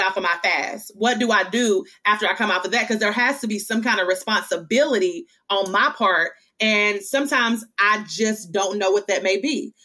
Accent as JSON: {"language": "English", "town": "Hickman", "region": "Kentucky", "country": "United States", "moved": "yes", "lives_now": "Chattanooga, United States", "said": "I am from Hickman, Kentucky. So that's Western Kentucky. I actually live now in Chattanooga, Tennessee"}